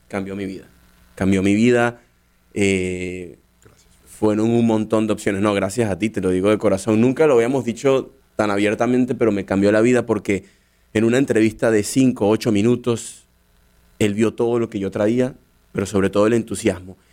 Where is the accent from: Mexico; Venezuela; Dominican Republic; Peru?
Venezuela; Caracas, Capital District; moved away as an adult; also born or lived in Dublin, Ireland; now in United States; yo nací en Caracas